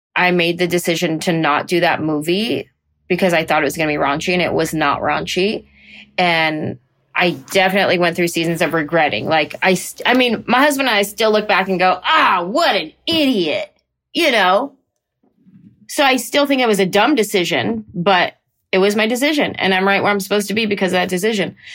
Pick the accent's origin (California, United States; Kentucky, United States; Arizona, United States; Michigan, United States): California, United States; San Jose; I grew up in San Jose, California